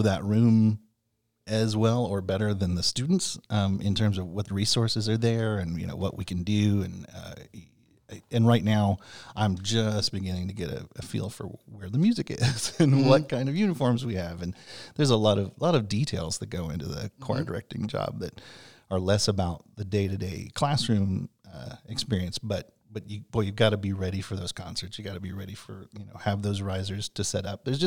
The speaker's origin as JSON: {"language": "English", "town": "San Antonio", "region": "Texas", "country": "United States", "tie": "born or raised there", "also_born_or_lived": "Fort Worth", "said": "I grew up in San Antonio"}